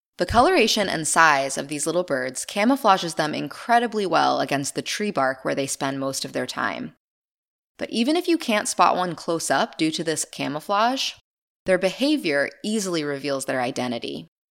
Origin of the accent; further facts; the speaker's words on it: Maine, United States; my home state of Maine